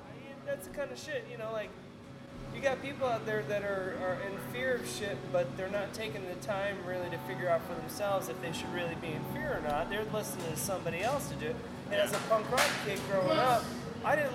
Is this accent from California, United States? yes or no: no; Florida, United States; I'm from Florida